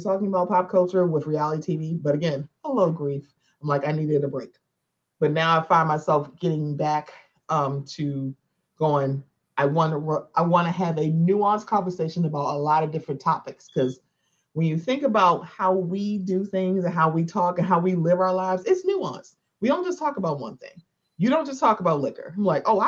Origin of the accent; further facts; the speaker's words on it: Baltimore, Maryland, United States; I'm from Baltimore